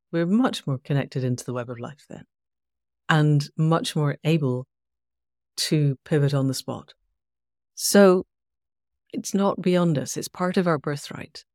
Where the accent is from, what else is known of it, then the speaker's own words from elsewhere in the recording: Scotland, United Kingdom; I'm Scottish. I was in Scotland at the time.